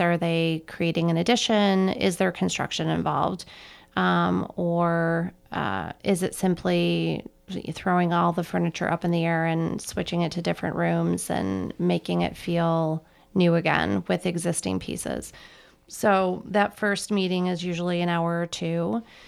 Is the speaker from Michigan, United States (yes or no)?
yes; Petoskey, Michigan, United States; moved away as an adult; also born or lived in Colorado; now in Chicago, United States; I am originally from northern Michigan, a small town called Petoskey that it's on, uh, sits on Little Traverse Bay